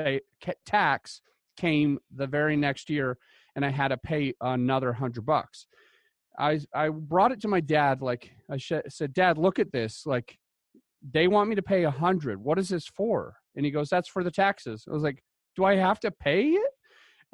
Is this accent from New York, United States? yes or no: no; Utah, United States; moved away; I came from Utah originally